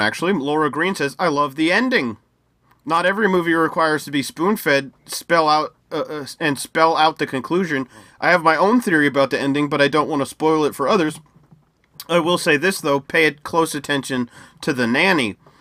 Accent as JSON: {"language": "English", "country": "United States", "said": "I'm from the US"}